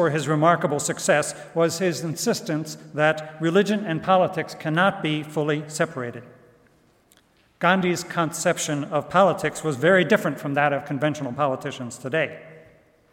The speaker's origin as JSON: {"language": "English", "town": "Goshen", "region": "Indiana", "country": "United States", "tie": "born or raised there", "moved": "yes", "said": "here in Goshen with friends back what used to be my hometown"}